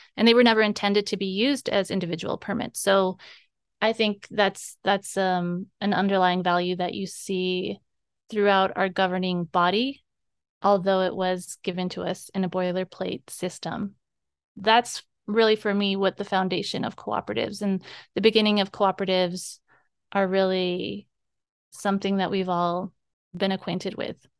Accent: Bennett Freeze, Arizona, United States; I am from the Bennett Freeze, born and raised

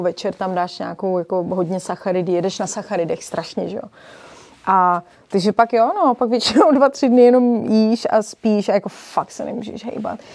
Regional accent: Prague, Czechia; also born or lived in Rokytnice nad Jizerou / Berlin; já jsem sice z Prahy, ale máme chalupu v Rokitnici na Dizeru, kde jsme trávili veškerý volný čas

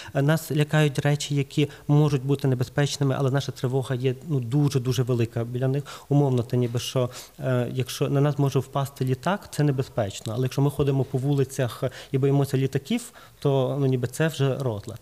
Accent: Lviv, Lviv Oblast, Ukraine; я з Львова

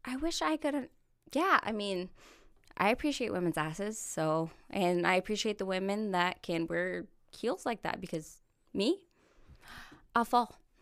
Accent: Corona, California, United States; moved away as an adult; now in Missouri, United States; Corona is about an hour to hour and a half north of San Diego. Okay. Uh, that's where I was born and raised

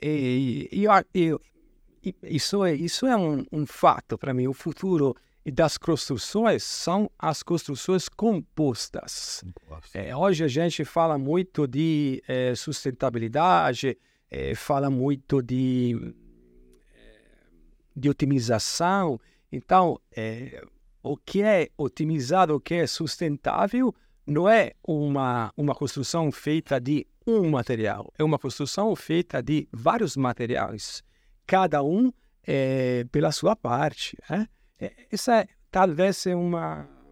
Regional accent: Italy; Portuguese is a second language; moved away as an adult; now in Brazil; como italiano

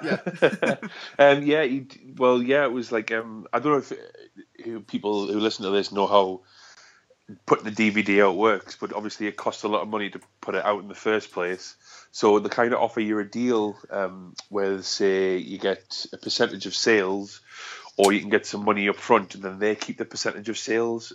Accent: South Shields, North East England, United Kingdom; I'm from South Shields

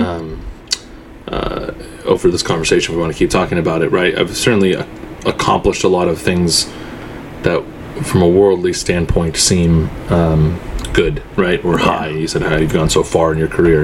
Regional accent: Southern California, United States; also born or lived in Egypt / Houston, Texas; I was born born in Egypt, um, and we immigrated uh, to the United States to Houston, Texas, um, for for about three four years, and then uh, and then moved to Southern California.

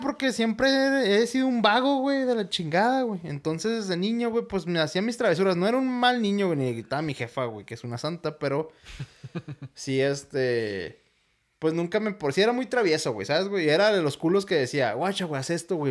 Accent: Ciudad Juárez, Chihuahua, Mexico; soy de Juárez y estoy acostumbrado a que la ciudad más cercana está a dos horas

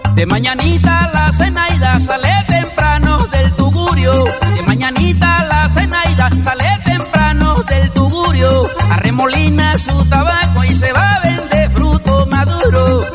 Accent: Colombia; Me siento dichoso de ser colombiano, lo digo orgulloso, yo soy colombiano

